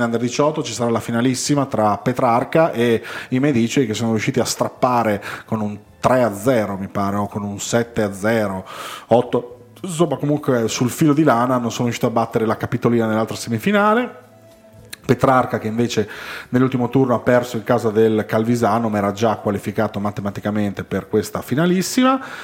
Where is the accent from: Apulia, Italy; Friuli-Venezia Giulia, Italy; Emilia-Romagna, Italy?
Friuli-Venezia Giulia, Italy; noi come friulani